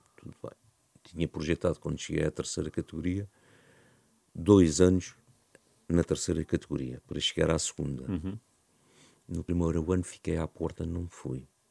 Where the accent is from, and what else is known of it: Algés, Lisbon, Portugal; born or raised there